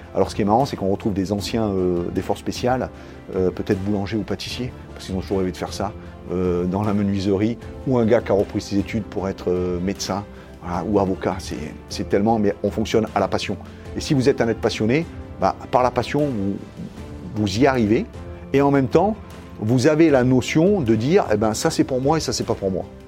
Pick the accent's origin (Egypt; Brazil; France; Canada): France; south of France; je suis originaire du sud de la France